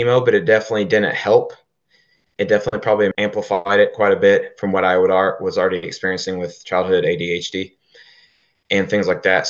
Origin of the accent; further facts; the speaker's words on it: Oklahoma, United States; We're from Oklahoma, born and raised in Oklahoma